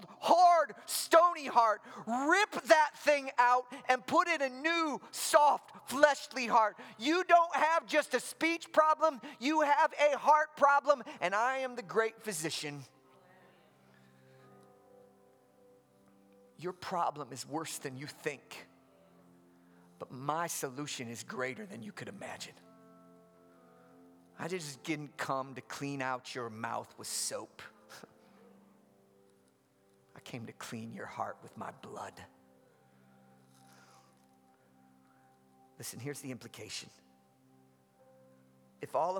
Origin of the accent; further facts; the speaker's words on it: Midwest, United States; moved away as an adult; also born or lived in the South (US); now in Southern United States, United States; I grew up in the Midwest